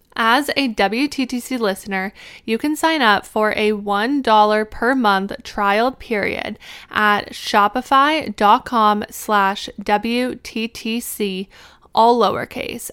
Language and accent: English; Canada; moved away as an adult; now in Pittsburgh, United States; I am originally from Canada